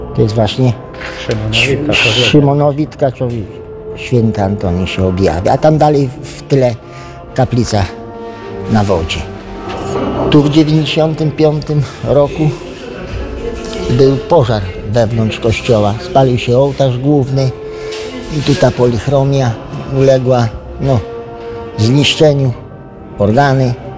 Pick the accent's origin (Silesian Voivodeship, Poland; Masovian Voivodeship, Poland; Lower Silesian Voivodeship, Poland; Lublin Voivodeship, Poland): Lublin Voivodeship, Poland; Gruszka; Ja jestem stąd. Tylko nie z Radecznicy, tylko z Gruszki obok Radecznicy.